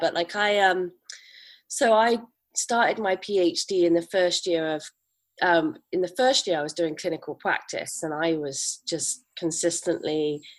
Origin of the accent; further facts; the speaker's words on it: Bristol, South West England, United Kingdom; accent: farmery; I'm from Bristol in England, and I usually sound a little bit farmery. So I'm hoping that comes back to me.